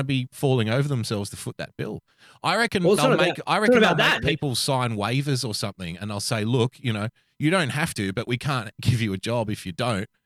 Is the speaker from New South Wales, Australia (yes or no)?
yes; Sydney, New South Wales, Australia; I grew up in Western Sydney